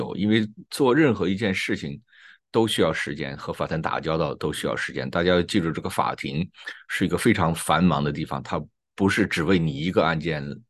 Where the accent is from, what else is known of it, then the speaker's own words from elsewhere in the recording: China; 用我们中国人说的话，需要有一个说法。